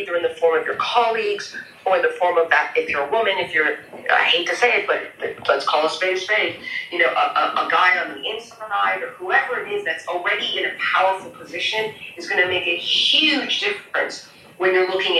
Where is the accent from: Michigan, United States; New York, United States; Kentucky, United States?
New York, United States; now in Germany; I'm from New York, I'm an American, came to Germany